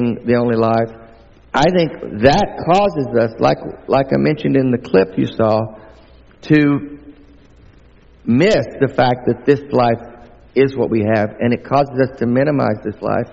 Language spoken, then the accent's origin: English; the southern United States, United States; accent: southern; I'm not only from the States, I'm from the southern part of the States